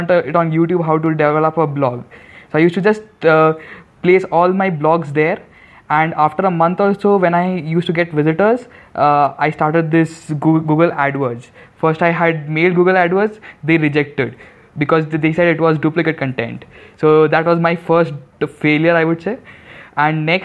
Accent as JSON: {"language": "English", "town": "Guwahati", "region": "Assam", "country": "India", "tie": "born or raised there", "also_born_or_lived": "Jodhpur", "moved": "yes", "said": "in Guwahati, which is my hometown"}